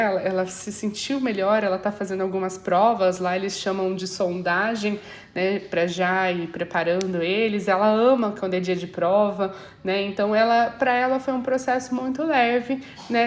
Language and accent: Portuguese; Brazil; moved away; Nós, ali como brasileiros